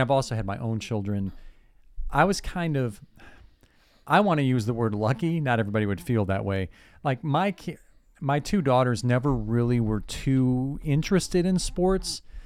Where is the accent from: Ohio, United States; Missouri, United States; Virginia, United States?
Ohio, United States; Cleveland; growing up in Cleveland